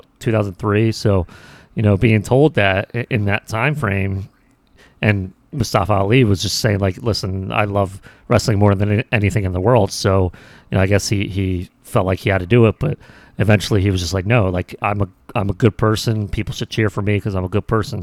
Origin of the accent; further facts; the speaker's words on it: United States; as Americans